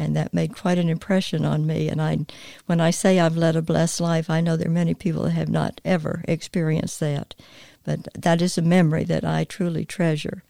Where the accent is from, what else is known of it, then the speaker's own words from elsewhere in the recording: North Carolina, United States; moved away as an adult; also born or lived in Indiana; I was born and raised in North Carolina